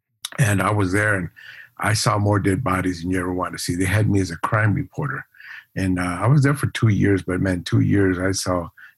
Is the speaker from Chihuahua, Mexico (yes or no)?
yes; Ciudad Juarez, Chihuahua, Mexico; also born or lived in El Paso, United States; I was born in El Paso, Texas. We lived across the border, Ciudad Juarez.